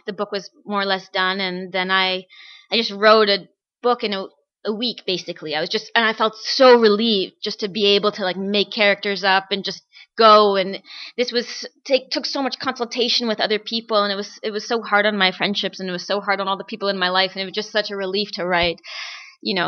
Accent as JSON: {"language": "English", "town": "Toronto", "region": "Ontario", "country": "Canada", "tie": "born or raised there", "said": "I've lived in Toronto all my life"}